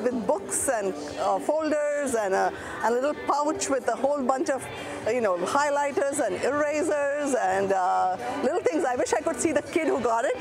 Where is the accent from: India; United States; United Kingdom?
India; moved away; I come from India